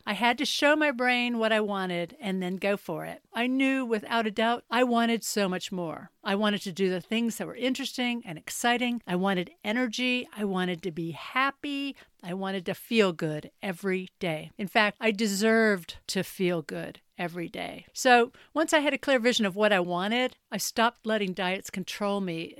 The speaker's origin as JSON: {"language": "English", "town": "Mint Hill", "region": "North Carolina", "country": "United States", "tie": "born or raised there", "also_born_or_lived": "Stamford, Connecticut / Boston / Hong Kong / Charlotte", "moved": "as an adult", "lives_now": "England", "said": "I was born in Stamford, Connecticut, then transplanted to a rural horse farm in Mint Hill, North Carolina, outside Charlotte"}